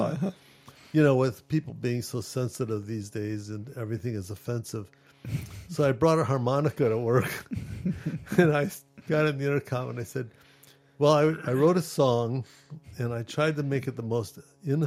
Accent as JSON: {"language": "English", "region": "Ohio", "country": "United States", "tie": "born or raised there", "said": "I was born in Ohio, and there was a school for the blind in Ohio"}